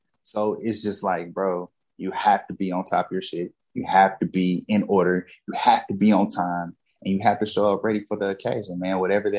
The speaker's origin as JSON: {"language": "English", "region": "the Bible Belt", "country": "United States", "tie": "born or raised there", "said": "I grew up in the Bible Belt, man."}